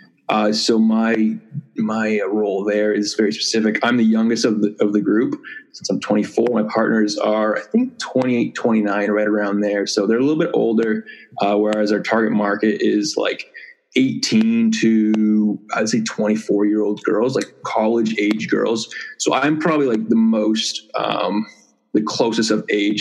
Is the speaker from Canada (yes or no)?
yes; Toronto, Ontario, Canada; I say I'm from Toronto, but I wasn't actually born there. I live about an hour and a half outside of Toronto.